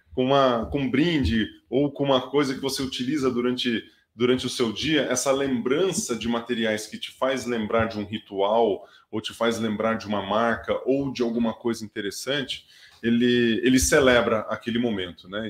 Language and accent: Portuguese; Brazil; moved away; você chega no interior, eu sou de Tuverá. Quando eu chego lá, o sotaque ele já vai e ele já fica mais enraigado ali